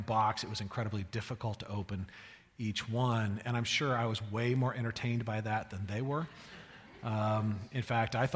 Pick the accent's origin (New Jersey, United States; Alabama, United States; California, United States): California, United States; Fort Bragg; moved away as an adult; now in St. Louis, United States; Fort Bragg High School in Northern California